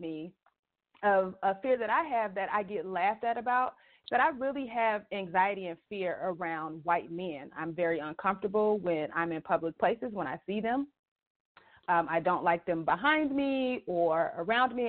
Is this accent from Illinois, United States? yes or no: yes; Chicago, Illinois, United States; moved away; I'm originally from Chicago